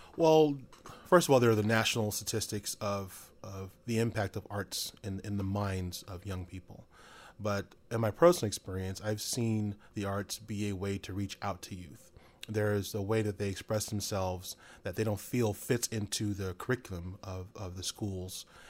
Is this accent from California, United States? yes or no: yes; Stockton, California, United States; also born or lived in Sacramento; I was, uh, born and raised in Stockton